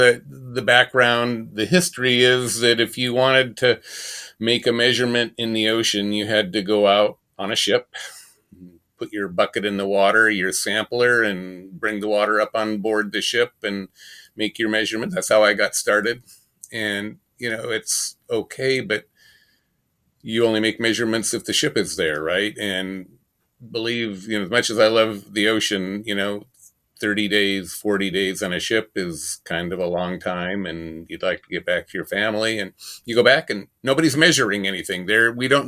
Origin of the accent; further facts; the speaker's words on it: Pacific Northwest, United States; I grew up in the Pacific Northwest, and family members had commercial fishing boats, and I went to sea as a salmon fisherman at age 13